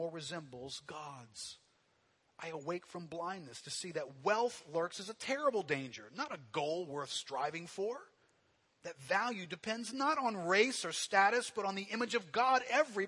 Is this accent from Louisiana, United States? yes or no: yes; New Orleans, Louisiana, United States; growing up here in New Orleans